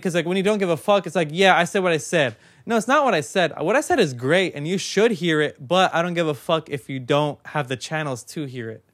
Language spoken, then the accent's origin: English; Long Beach, California, United States; I was born in Long Beach. Like, I'm, I've been here my whole life